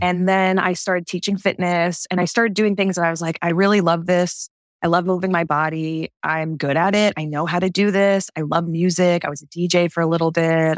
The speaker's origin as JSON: {"language": "English", "area": "Martha's Vineyard", "region": "Massachusetts", "country": "United States", "tie": "born or raised there", "also_born_or_lived": "Texas / California", "moved": "yes", "lives_now": "New York, United States", "said": "I'm originally from Martha's Vineyard, Massachusetts"}